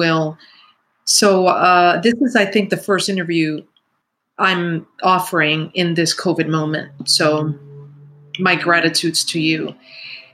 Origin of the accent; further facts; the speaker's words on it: New York City, New York, United States; I grew up in the Bronx during the crack epidemic